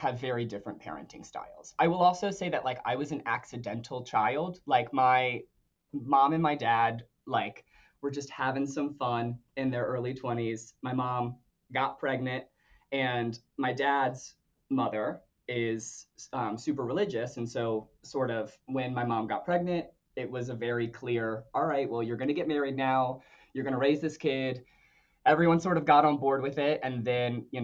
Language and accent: English; Calvert County, Maryland, United States; I am from Calver County, Maryland, as you so gracefully introduced me, which is a small town in southern Maryland, right off the Chesapeake Bay